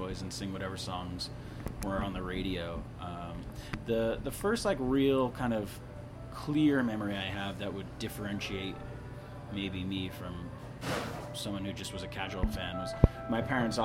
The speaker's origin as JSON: {"language": "English", "region": "northeastern New Jersey", "country": "United States", "tie": "born or raised there", "said": "I grew up in northeastern New Jersey"}